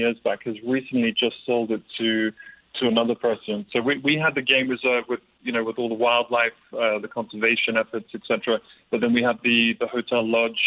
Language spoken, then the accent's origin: English; an hour and a half inland from Durban, KwaZulu-Natal, South Africa; now in London, United Kingdom; I was basically born into a game reserve in South Africa that my father created. So I was a place basically where I was an hour and a half inland from Durban on the east coast of South Africa